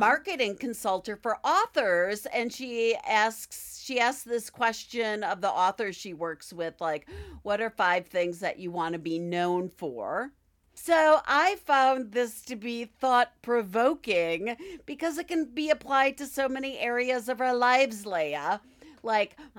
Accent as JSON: {"language": "English", "region": "Midwest", "country": "United States", "accent": "Midwestern", "said": "my Midwestern accent"}